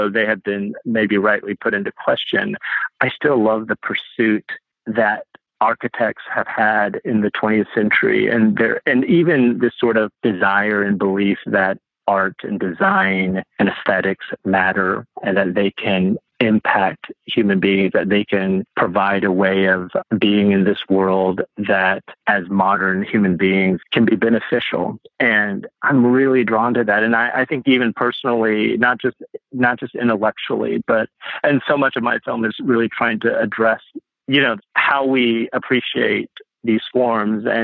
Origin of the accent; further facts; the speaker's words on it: Chicago, Midwest, United States; also born or lived in Indiana; we grew up in the Midwest